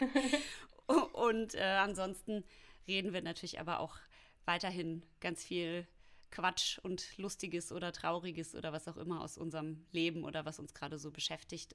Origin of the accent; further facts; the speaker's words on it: Hamm, North Rhine-Westphalia, Germany; moved away as an adult; also born or lived in Munich; now in Berlin, Germany; ich komme ja aus dem Ruhrpott